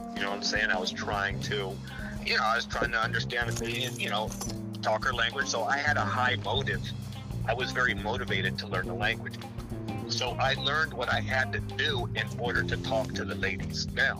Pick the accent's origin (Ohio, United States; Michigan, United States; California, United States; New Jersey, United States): California, United States; moved away as an adult; also born or lived in Japan; one of those foreigners that I used to hate growing up in California.